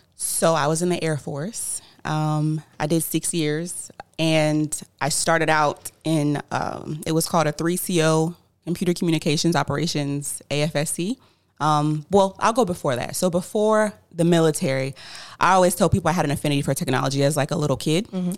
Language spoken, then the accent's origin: English; Tampa, Florida, United States; I'm actually from Tampa, Florida, born and raised